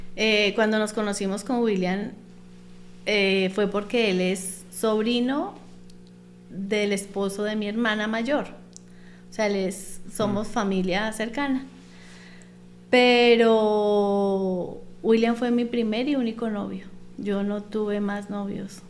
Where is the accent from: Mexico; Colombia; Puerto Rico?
Colombia; moved away as an adult; also born or lived in Panama